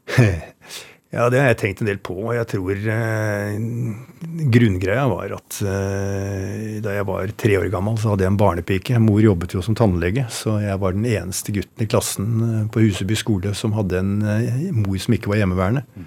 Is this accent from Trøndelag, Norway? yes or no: no; Oslo, Norway; jeg vokste opp på Røa